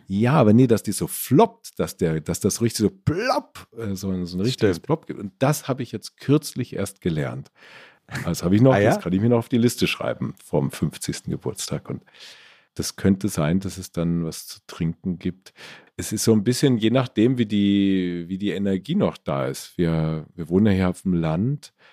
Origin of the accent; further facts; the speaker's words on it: Stadtallendorf, Hesse, Germany; also born or lived in Marburg; now in Ammersee, Germany; Wir hatten bei uns in Stadt Allendorf so einen kleinen Dorfladen.